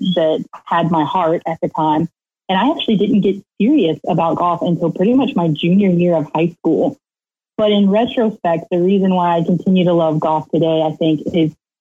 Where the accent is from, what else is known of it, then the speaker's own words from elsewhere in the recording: Lake Wales, Florida, United States; I'm from right here in Central Florida. I grew up in Lake Wales, right smack in the middle of Polk County.